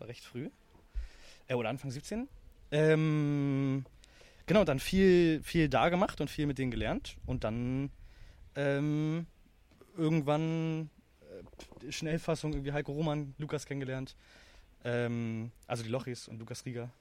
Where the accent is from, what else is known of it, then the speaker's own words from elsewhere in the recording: Berlin, Germany; ich bin halt in Berlin aufgewachsen